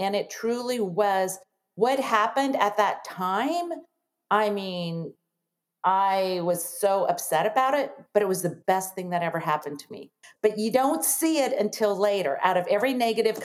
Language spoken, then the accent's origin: English; Nebraska, United States; I am from Nebraska, a town of 100 people, and we had 10 kids in my family